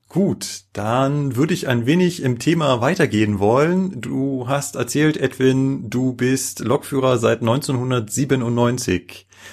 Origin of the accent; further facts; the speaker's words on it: Germany; Ich als äh, Deutsche